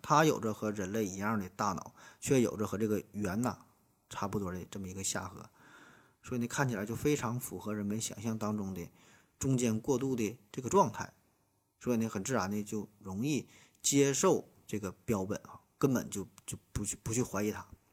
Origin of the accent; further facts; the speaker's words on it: China; 咱作为中国人